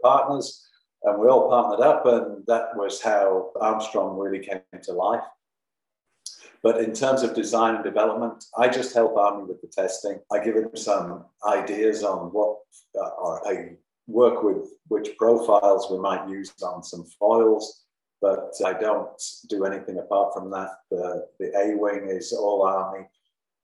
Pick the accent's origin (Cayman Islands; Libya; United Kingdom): United Kingdom; Leeds, Yorkshire and the Humber; moved away as an adult; also born or lived in Germany / France / United States / Spain; now in Raglan, New Zealand; I'm an Englishman and I came from Yorkshire, a place called Leeds